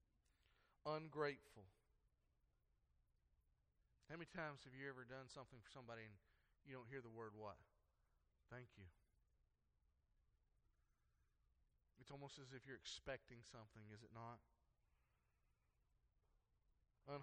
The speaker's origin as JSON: {"language": "English", "country": "United States", "said": "how do they know I'm an American"}